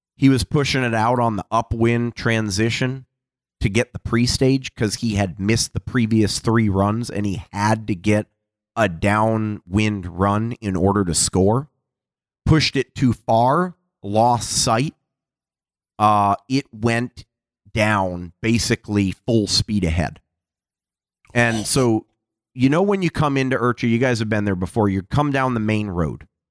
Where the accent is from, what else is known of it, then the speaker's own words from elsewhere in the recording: Seattle, Washington, United States; I'm from Seattle